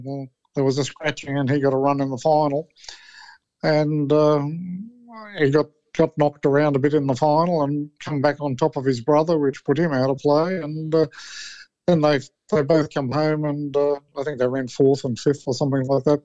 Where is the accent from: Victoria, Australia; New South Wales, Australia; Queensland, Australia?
New South Wales, Australia; I'm from New South Wales